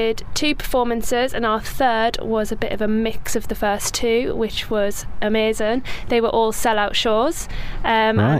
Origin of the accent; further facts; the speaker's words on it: Newcastle upon Tyne, North East England, United Kingdom; also born or lived in Birmingham; now in Dubai, United Arab Emirates; I grew up in Newcastle doing lots of musical theatre